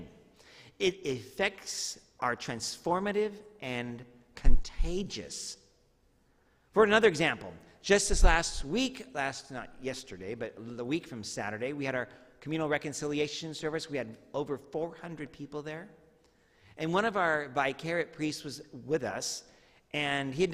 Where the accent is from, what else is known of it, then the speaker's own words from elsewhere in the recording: Medford, Oregon, United States; also born or lived in Tualatin-Tigard area, Oregon; when I moved from Medford to the Tualatin-Tigard area, I went to Tualatin Junior High